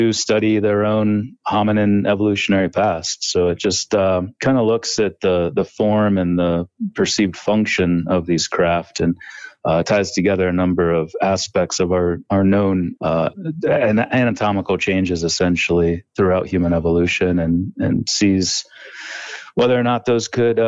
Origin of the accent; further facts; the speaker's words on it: Northeast Ohio, United States; I grew up in Northeast Ohio